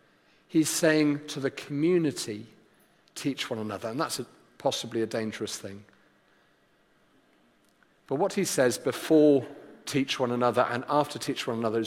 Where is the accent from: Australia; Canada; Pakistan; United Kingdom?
United Kingdom; Wales; I did my GCSEs as the Welsh Joint Education Committee, the exam board that we were under